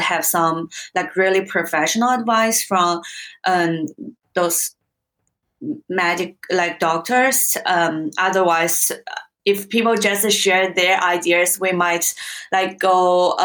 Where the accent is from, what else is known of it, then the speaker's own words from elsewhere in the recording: Hangzhou, Zhejiang, China; English is a second language; moved away as an adult; now in Australia; Definitely my hometown